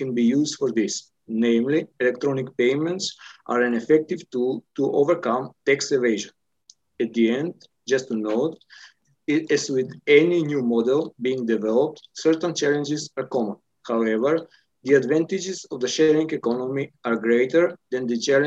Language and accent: English; Skopje, North Macedonia; from Skopje, North Macedonia